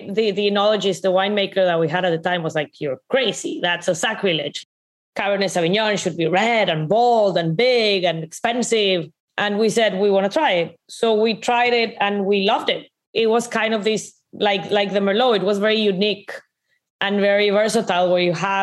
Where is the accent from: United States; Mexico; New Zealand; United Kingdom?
Mexico; Monterrey, Nuevo León; I'm from Monterrey, right? Monterrey is very, very